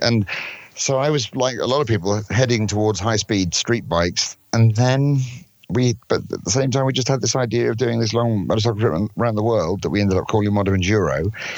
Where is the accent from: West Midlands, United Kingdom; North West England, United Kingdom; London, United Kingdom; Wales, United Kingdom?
London, United Kingdom; I'm from London in England